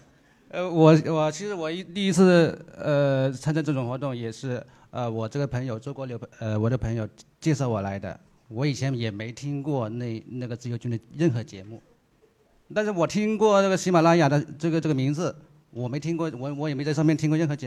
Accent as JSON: {"language": "Chinese", "country": "China", "said": "你们不是说我们中国人很浮躁吗？其实我们中国人大多数浮躁，是因为老是想一夜暴富。"}